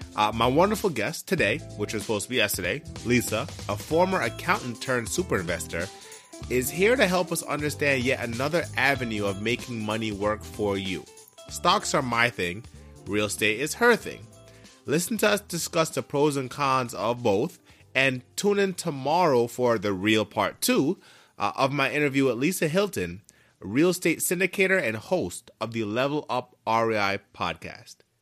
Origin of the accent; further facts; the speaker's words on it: Jamaica; I'm also from the islands as well, if you didn't know, I'm from Jamaica